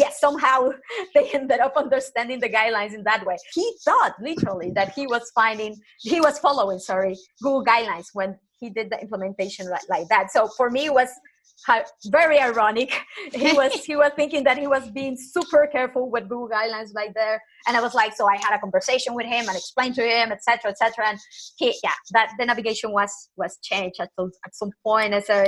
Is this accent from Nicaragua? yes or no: yes; Nicaragua; English is a second language; I'm originally from Latin America, and people from my country are always like super nice. If you go and this typical stuff that people go to Nicaragua, to my home country